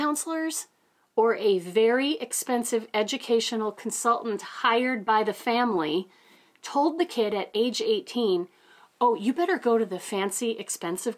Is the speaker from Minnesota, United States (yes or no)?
yes; Ely, Minnesota, United States; I was raised in Ely, Minnesota, a little town of 3,000 people